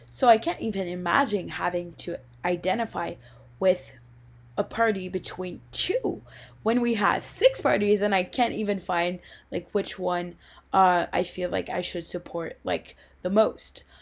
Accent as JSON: {"language": "English", "country": "Canada", "said": "as a Canadian"}